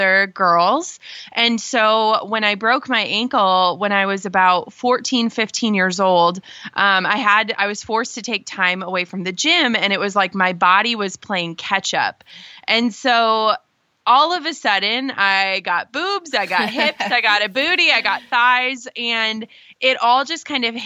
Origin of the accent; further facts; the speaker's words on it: Minnesota, United States; I grew up in Minnesota